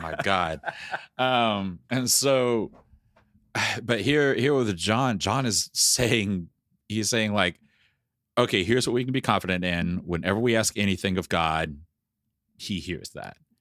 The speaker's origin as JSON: {"language": "English", "region": "the South", "country": "United States", "tie": "born or raised there", "said": "I grew up in the South."}